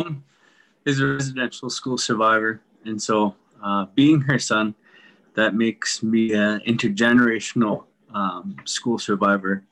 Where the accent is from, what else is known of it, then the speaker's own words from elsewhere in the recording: Pinehouse, Saskatchewan, Canada; I grew up here in Pinehouse as well